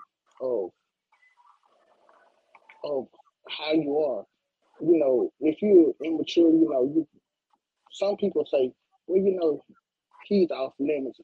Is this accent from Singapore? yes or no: no; Albany, Georgia, United States; now in Atlanta, United States; I'm originally from Albany, Georgia, but I'm living here in Atlanta